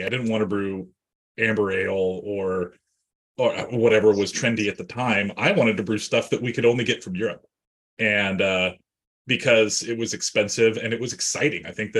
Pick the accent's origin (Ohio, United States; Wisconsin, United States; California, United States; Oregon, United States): Oregon, United States; Portland; moved away; also born or lived in Seattle, Washington; I grew up in the Portland suburbs.